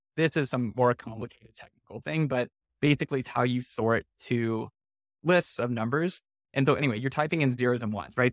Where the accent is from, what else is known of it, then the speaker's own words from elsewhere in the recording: Houston, Texas, United States; I grew up in Houston in the suburb called Clear Lake